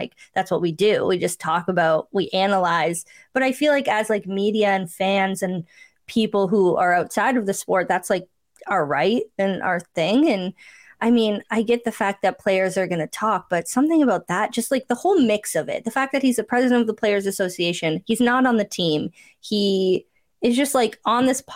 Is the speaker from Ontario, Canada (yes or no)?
yes; Cambridge, Ontario, Canada; someone who grew up in Cambridge, Ontario